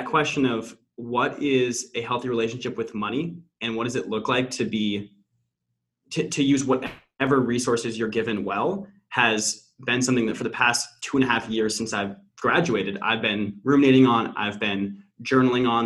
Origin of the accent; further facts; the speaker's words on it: Pasadena, California, United States; moved away as an adult; also born or lived in Notre Dame, Indiana; now in Boston, United States; I born and raised in SoCal, actually pretty close to where TT is now, Pasadena area.